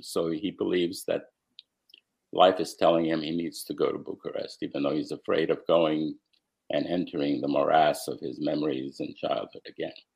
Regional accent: United States; also born or lived in Romania; while I was growing up in America

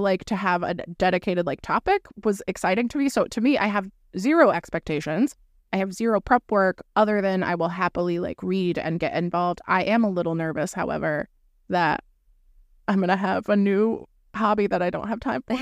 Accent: Florida, United States; moved away; I'm from Florida originally.

